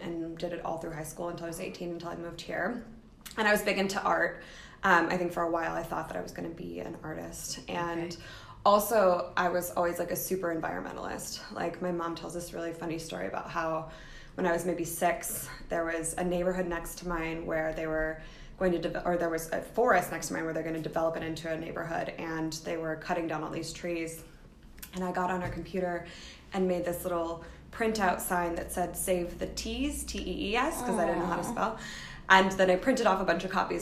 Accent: Tulsa, Oklahoma, United States; moved away as an adult; also born or lived in Ohio / Venezuela; now in Seattle, United States; I'm from Oklahoma

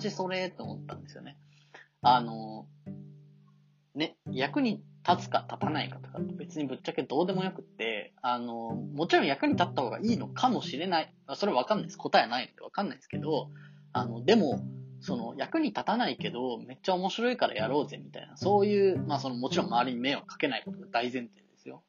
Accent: Kanto, Japan; 関東に生まれて、関東でずっと生まれ育ってきて

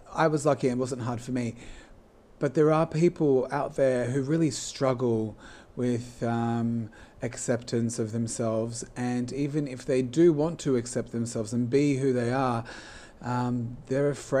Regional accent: Sydney, New South Wales, Australia; also born or lived in Poland; I am originally from Sydney, and I've lived my whole life in Sydney

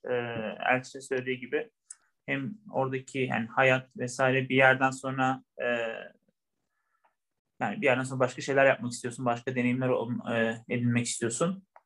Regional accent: Bilecik Province, Turkey; also born or lived in İzmir / Istanbul; E, ben e, Ceren'in söylediği gibi eş durumundan İzmirliyim. E, aslen Bilecikliyim.

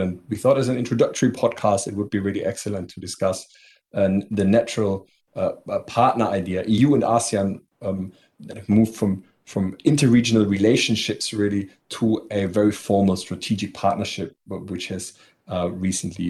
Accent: Germany; moved away as an adult; now in Singapore; I'm from Germany. I'm based here in Singapore for now a decade

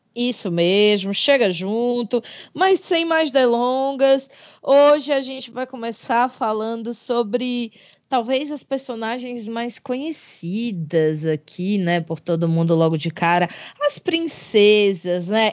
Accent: Fortaleza, Ceará, Brazil; Sou de Fortaleza, como vocês sabem, uma, uma grande capital aqui neste, neste Brasil varonil

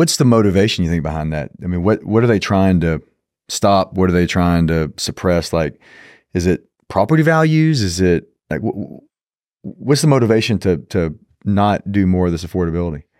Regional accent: Dallas, Texas, United States; moved away as an adult; now in Austin, United States; I was born here, raised in Dallas, came back and went to school here, went back to Dallas, and then came back in twenty twelve

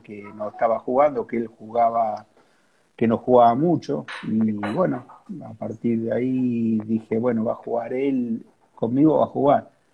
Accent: Quilmes, Buenos Aires Province, Argentina; yo soy de Quilmes, de acá de la zona sur de Gran Buenos Aires

